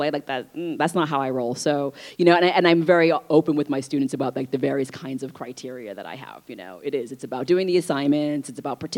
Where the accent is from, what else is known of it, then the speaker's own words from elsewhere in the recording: North Shore of Boston, Massachusetts, United States; also born or lived in Vietnam; So I was raised on the North Shore of Boston